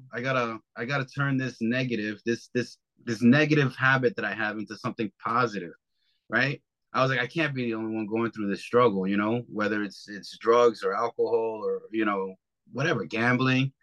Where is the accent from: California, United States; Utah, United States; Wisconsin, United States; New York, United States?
New York, United States; I'm from New York